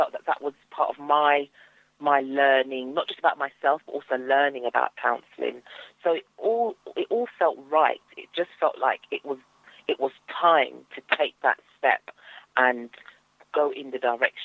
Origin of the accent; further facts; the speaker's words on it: London, United Kingdom; So I grew up in East London, not far from Stratford, and I'm still in East London, actually